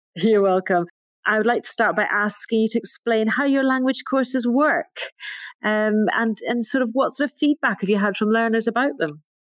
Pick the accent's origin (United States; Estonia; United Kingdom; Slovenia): United Kingdom; Scotland; moved away as an adult; now in Wales, United Kingdom; I'm not Welsh, I'm Scottish. Um, I moved to Wales as an adult